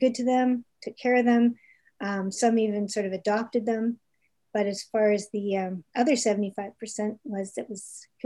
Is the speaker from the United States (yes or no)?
no; Toronto, Ontario, Canada; also born or lived in Calgary; now in Halifax, Canada; I grew up in Toronto